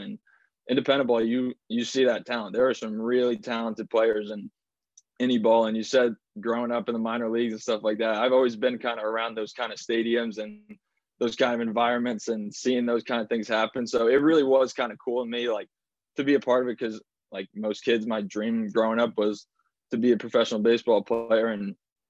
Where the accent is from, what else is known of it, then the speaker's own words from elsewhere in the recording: New Jersey, United States; also born or lived in Indiana; I was driving from Indiana right to Ocean City, New Jersey, and I'm going through Philly and I hear honking again. And I'm like, okay, I'm home.